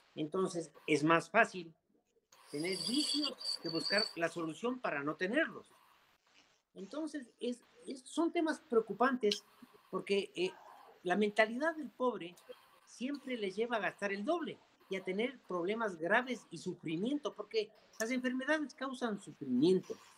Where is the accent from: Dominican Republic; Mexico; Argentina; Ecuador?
Ecuador; somos un país en desarrollo